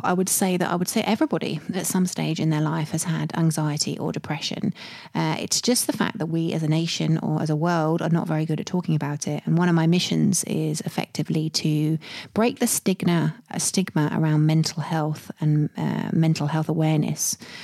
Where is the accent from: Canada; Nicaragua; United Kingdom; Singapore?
United Kingdom; I'm British